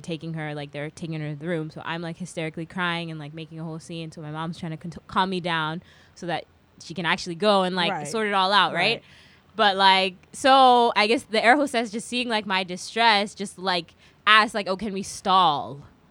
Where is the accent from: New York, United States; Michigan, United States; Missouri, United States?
New York, United States; also born or lived in England / Kenya; I mean, it's interesting though, because I feel like, I grew up in New York too